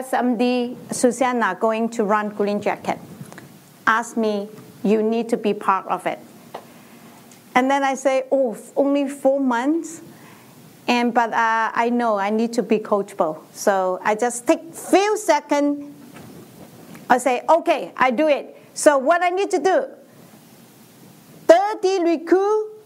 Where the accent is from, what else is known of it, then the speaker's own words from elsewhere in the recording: China; English is a second language; moved away as an adult; now in United States; In 1995, I moved to America from China. In China, I am a teacher.